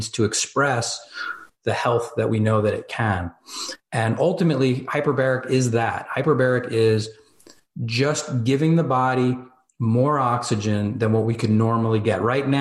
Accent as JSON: {"language": "English", "region": "New Jersey", "country": "United States", "said": "I'm from Jersey, right? So like New York, I'm 15 minutes outside New York City"}